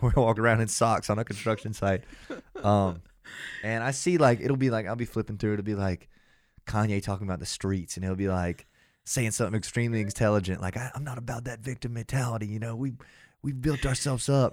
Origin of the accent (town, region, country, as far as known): Athens, Georgia, United States